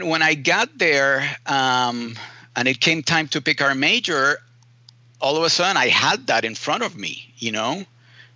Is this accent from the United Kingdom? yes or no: no; Puerto Rico; I was born in Puerto Rico, and I, was born and raised in the island.